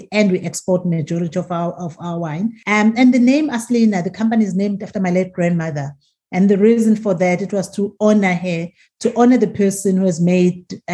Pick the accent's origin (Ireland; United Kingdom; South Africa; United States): South Africa; rural KwaZulu-Natal; first language Zulu; English is a second language; moved away as an adult; also born or lived in Stellenbosch; I grew up from a village, from the rural areas of KwaZulu-Natal in the village